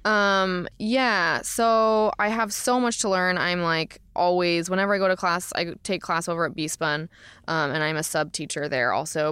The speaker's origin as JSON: {"language": "English", "region": "Florida", "country": "United States", "also_born_or_lived": "Portland, Oregon", "moved": "yes", "lives_now": "Los Angeles, United States", "said": "I'm from Florida originally"}